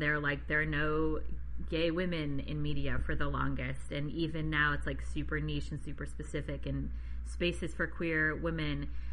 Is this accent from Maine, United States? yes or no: yes; Maine, United States; I grew up in Maine